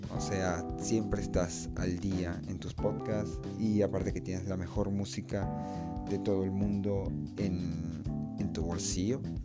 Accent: Peru; yo soy de Perú

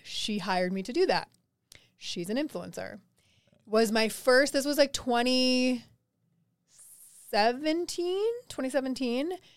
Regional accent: East Coast, United States; now in Denver, United States; I am from the East Coast, so I do actually miss the ocean

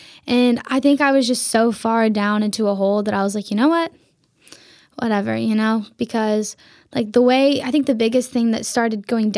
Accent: Vladivostok, Primorsky Krai, Russia

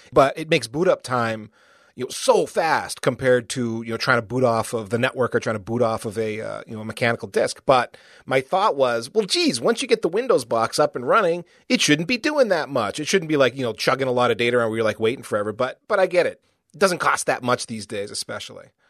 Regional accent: United States; as an American

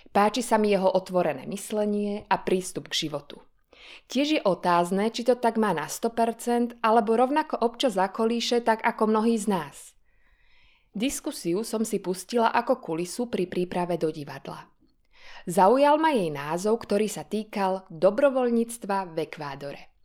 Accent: Slovakia; u mňa doma na Slovensku

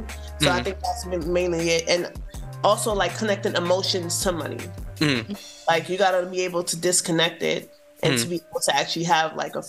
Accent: New York City, New York, United States; moved away as an adult; also born or lived in East Flatbush, Brooklyn; now in Georgia, United States; I grew up in Bed-Stuy, but I ended up in like East Flatbush, so that's kind of like where I'm from. But yeah, definitely Bed-Stuy before people lived in Bed-Stuy.

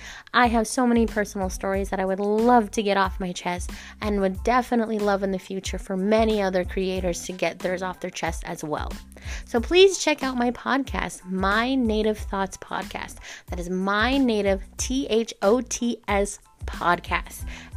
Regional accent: Navajo Nation, United States; moved away; I'm from the Navajo Reservation.

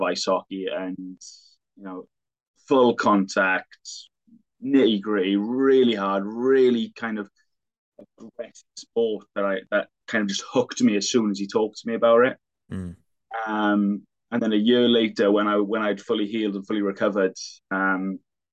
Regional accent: Welsh Valleys, Wales, United Kingdom; as you are as a Welsh Valleys boy

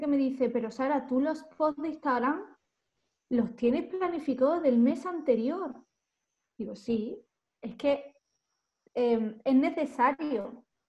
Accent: Málaga, Andalusia, Spain; accent: del sur; moved away as an adult; now in Madrid, Spain; yo soy de Málaga, yo no soy de Madrid, yo soy de Málaga

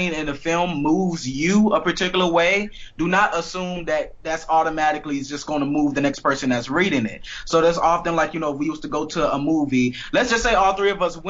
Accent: Miami, Florida, United States; I am from Miami

